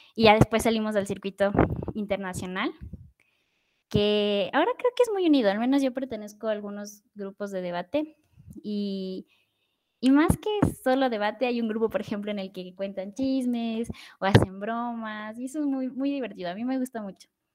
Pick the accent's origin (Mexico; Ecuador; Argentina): Ecuador; soy ecuatoriana